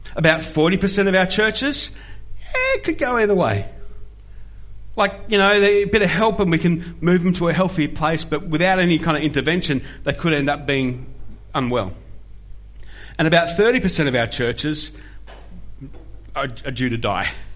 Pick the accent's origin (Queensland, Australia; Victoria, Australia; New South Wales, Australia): Victoria, Australia; Melbourne; The Church of Christ I grew up in was where Andy and I were on team, a place that's now known as Discovery Church in the outer eastern suburbs of Melbourne